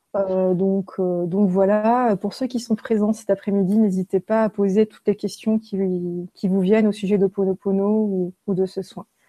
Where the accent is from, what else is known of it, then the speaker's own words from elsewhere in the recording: Haguenau, Grand Est, France; je suis née en Alsace, à Haguenau. Euh, je suis née dans un hôpital qui était à côté d'une prison et euh, j'habitais en face de cette prison. Donc j'ai grandi en face d'une maison centrale. Donc à Haguenau